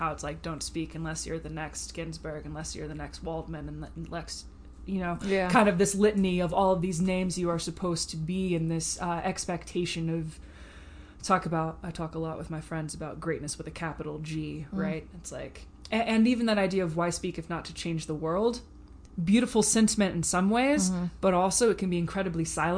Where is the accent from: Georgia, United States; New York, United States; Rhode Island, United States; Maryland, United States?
Georgia, United States; Atlanta; moved away as an adult; also born or lived in Nashville, Tennessee / Ohio; now in Colorado, United States; born in Nashville, Tennessee, raised in Atlanta, Georgia